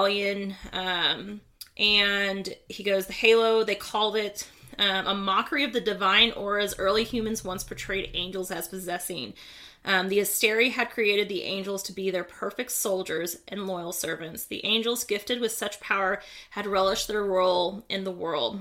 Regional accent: Midwest, United States; We're from the Midwest

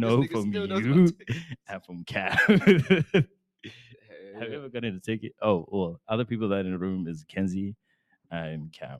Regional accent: Johannesburg, Gauteng, South Africa; moved away as an adult; now in Florence, United States; I'm from South Africa, Johannesburg, South Africa, to be exact.

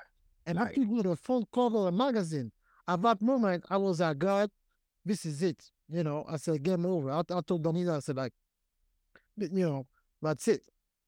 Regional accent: Paris, Île-de-France, France; born there; I was born in Paris, France.

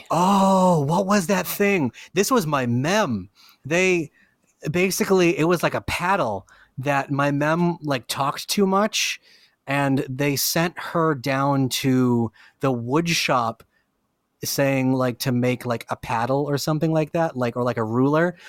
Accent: Lynn, Massachusetts, United States; I'm from Lynn

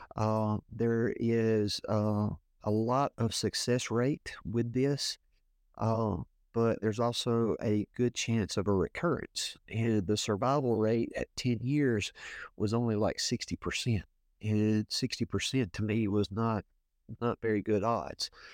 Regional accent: Woodsboro, Louisiana, United States; I'm from Woodsboro, Louisiana. Been uh, been here all my life, uh, little small town in Northeast Louisiana

